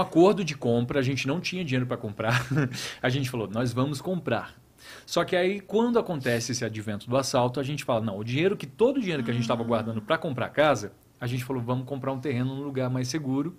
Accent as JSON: {"language": "Portuguese", "region": "interior of Paraná", "country": "Brazil", "moved": "yes", "said": "eu sou do interior do Paraná"}